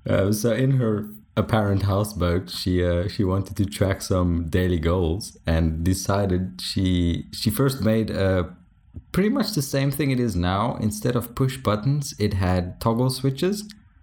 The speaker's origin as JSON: {"language": "English", "country": "South Africa", "first_language": "Afrikaans", "second_language": "English", "said": "speaking English, which is surprising for Afrikaans guys with terrible English accents. I did realize my accent goes all over the place, but I take no responsibility for that."}